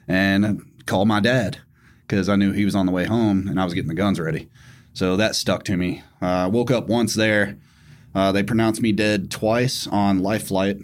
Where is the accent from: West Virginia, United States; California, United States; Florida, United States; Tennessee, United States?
Tennessee, United States; I grew up in Tennessee, so obviously guns were, like, second nature